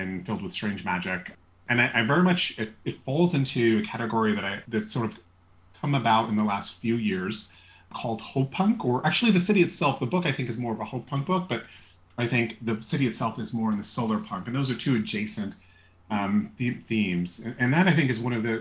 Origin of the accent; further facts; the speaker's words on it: New York City, New York, United States; I was born in New York City and grew up most of my life in and around New York City